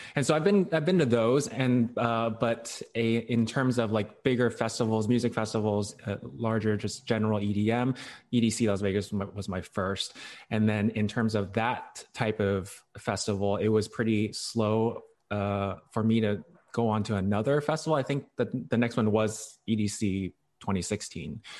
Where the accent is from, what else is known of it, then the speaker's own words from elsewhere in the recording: Hong Kong; I was born in Hong Kong, and so my, my parents speak Chinese, or we all speak Chinese.